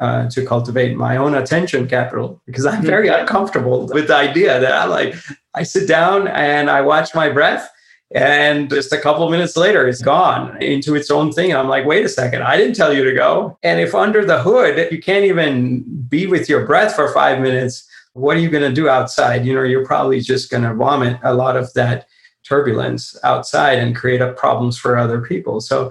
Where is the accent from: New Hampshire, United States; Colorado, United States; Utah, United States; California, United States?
California, United States; Silicon Valley; I live in the Silicon Valley, you know, I grew up in the Silicon Valley